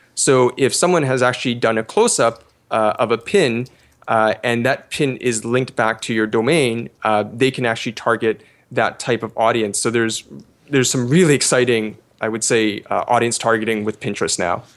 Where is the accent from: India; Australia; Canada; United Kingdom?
Canada; I'm actually Canadian